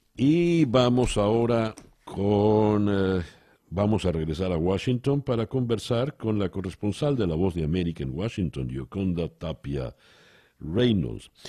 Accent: Venezuela

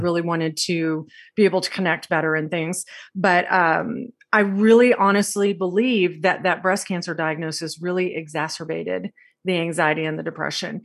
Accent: Texas, United States; I grew up in Texas and I grew up with a very large family

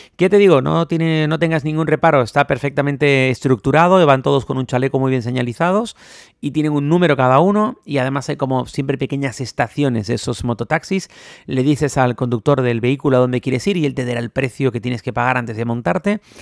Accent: Spain; now in Bangkok, Thailand; Los españoles somos latinos

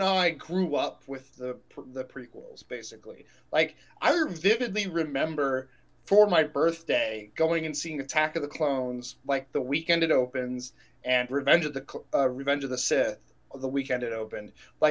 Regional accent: Texas, United States; I grew up in Texas

